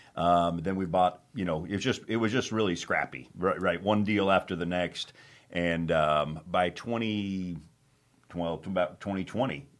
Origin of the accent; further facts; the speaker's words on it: Phoenix, Arizona, United States; moved away as an adult; also born or lived in Prescott, Arizona / Israel; now in Wilmington, United States; we're from Arizona originally, uh, grew up in Phoenix